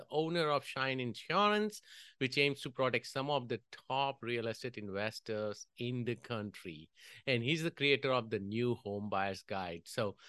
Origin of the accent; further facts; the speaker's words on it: India; moved away as an adult; You know, growing up in India, it was all about cricket. But when I moved here, and before then, I was watching a lot of tennis in India, but we didn't have courts.